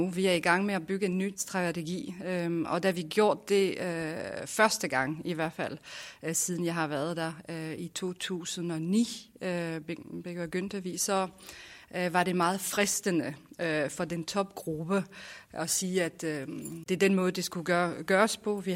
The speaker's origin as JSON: {"language": "Danish", "country": "France", "moved": "yes", "lives_now": "Denmark", "said": "Da jeg kom til Danmark fra Frankrig"}